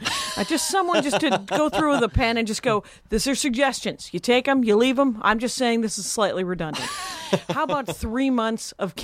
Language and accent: English; Milwaukee, Wisconsin, United States; This is in Milwaukee. I grew up in Milwaukee.